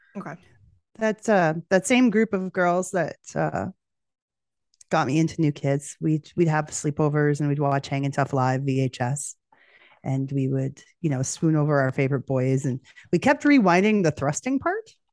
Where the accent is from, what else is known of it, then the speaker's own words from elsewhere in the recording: Edmonton, Alberta, Canada; I'm from Edmonton, which is Western Canada.